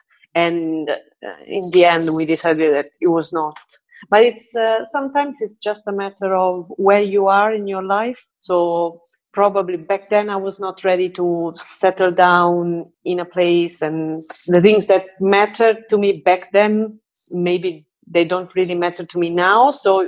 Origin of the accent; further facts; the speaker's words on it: Rome, Lazio, Italy; moved away as an adult; also born or lived in Stockholm, Sweden; So I was born and raised in Rome, and then 10 years ago, I moved to Sweden. And I stayed there for 3 years and a half.